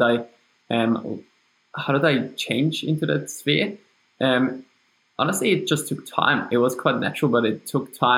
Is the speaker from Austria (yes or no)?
yes; Austria; accent: German; English is a second language; moved away as an adult; now in Australia; So you can hear from my accent that it's German. So I'm from Austria, but I moved to Australia 7-8 years ago.